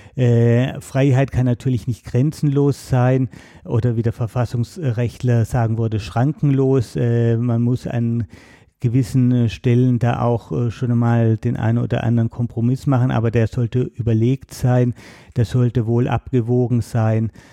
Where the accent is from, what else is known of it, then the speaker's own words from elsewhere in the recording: Baden-Württemberg, Germany; moved away as an adult; also born or lived in Berlin; bin dann wieder in meine alte Heimat zurück nach Baden-Württemberg